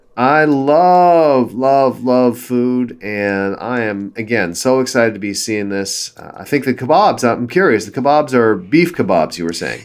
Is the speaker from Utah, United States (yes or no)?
no; Southern California, United States; I grew up in Southern California and then moved up north to go to school at Stanford